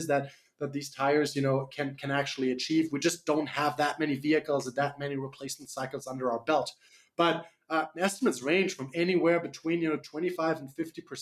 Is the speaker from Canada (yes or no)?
no; Germany; accent: slight accent; English is a second language; moved away as an adult; now in United States; I'm from Germany originally, the land of the cars. So that's how I was raised. I moved to the US about 10 years ago